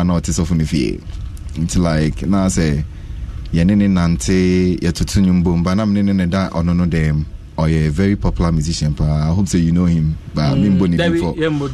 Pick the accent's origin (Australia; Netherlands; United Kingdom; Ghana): Ghana; Kumasi, Ashanti; also born or lived in Accra; my family was in Kumasi